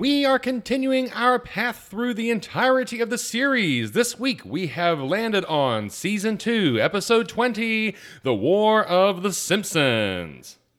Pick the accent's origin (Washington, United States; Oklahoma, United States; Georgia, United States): Georgia, United States; Atlanta; I grew up in South Atlanta